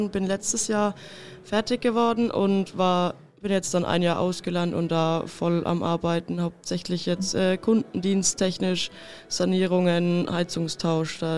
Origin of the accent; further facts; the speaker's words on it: Kitzingen, Bavaria, Germany; ich komme aus Kitzingen